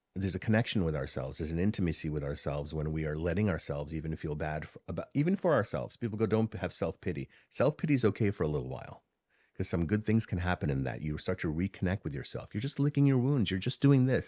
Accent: New York City, New York, United States; accent: Bronx English; first language Hindi; English is a second language; also born or lived in Harlem / India (ancestry); I'm from New York City. I was born in Harlem, raised in the Bronx. My family came from India. And, um, my first language was Hindi.

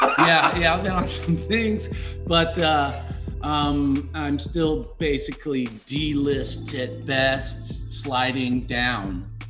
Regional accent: Kentucky, United States; growing up in Kentucky

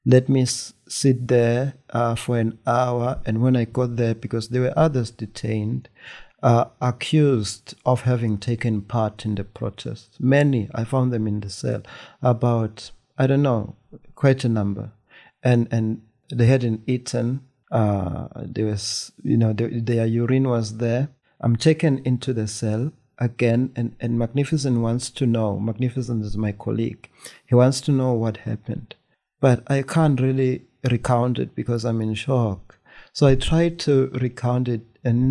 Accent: Eswatini; I'm in Swaziland covering this as an Eswatini citizen

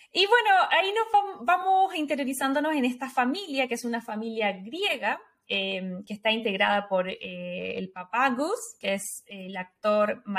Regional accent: Chile; moved away; nosotros, como chilenas

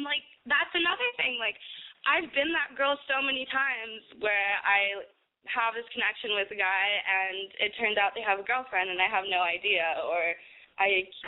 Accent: Texas, United States; now in Los Angeles, United States; I'm Latina. I'm from Texas. I'm a Texas girl, and I'm really proud of that.

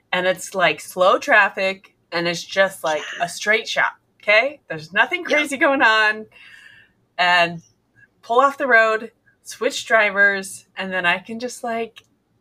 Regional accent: Nebraska, United States; we're from Nebraska, so I understand a miserable winter

